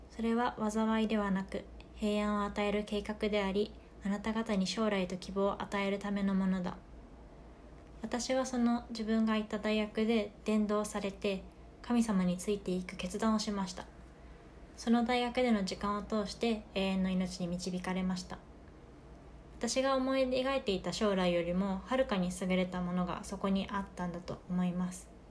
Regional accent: rural Fukuoka, Japan; 私の地元で福岡の田舎だから

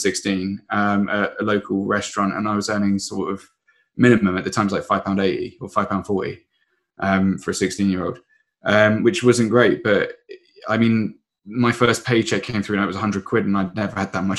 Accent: Surrey, South East England, United Kingdom; I come from, I come from Surrey, and my parents have always been very, very careful with money

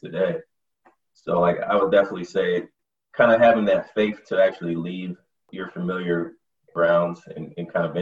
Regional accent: Michigan, United States; moved away as an adult; now in New York/New Jersey area, United States; I'm from Michigan

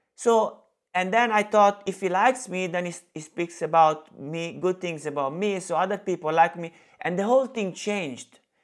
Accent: Italy; English is a second language; moved away; I'm from Italy

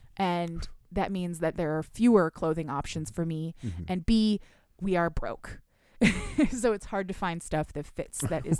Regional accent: Michigan, United States; that's because I'm from Michigan and we don't have clubs here

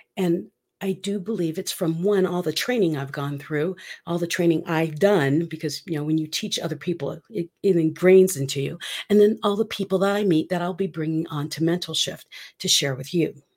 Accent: Philippines; moved away; I'm from the Philippines, for those of you who do not know that. I am half Filipina

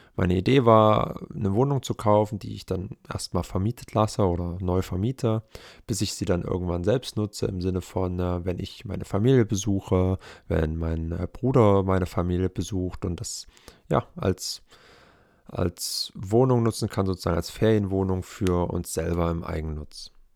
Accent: Germany; now in Leipzig, Germany; in meiner wirklichen Heimatstadt, in einer Kleinstadt mit 18.000 Einwohnern

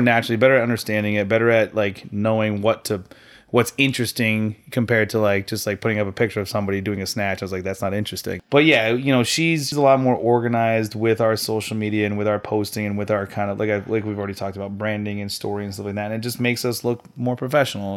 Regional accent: Farmington, United States; representing uh, Yankee CrossFit up in Farmington, my, my hometown

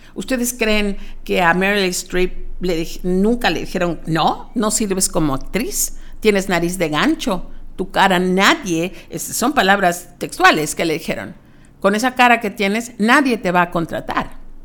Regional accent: Mexico; como mexicanos, no estamos educados

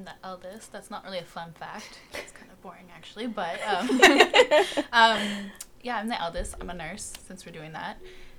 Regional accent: Vologda, Vologda Oblast, Russia; born there; I was born in Russia, so Vologda, Russia, a little north of Moscow, yeah.

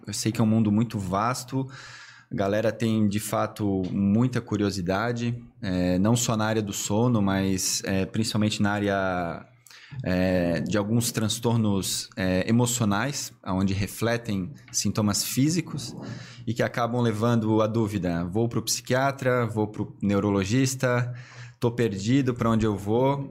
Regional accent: Blumenau, Santa Catarina, Brazil; also born or lived in Tubarão; eu me considero blumenauense de raiz

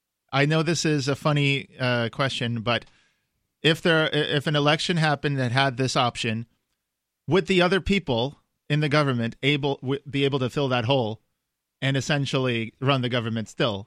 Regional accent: New York, United States; I'm from New York.

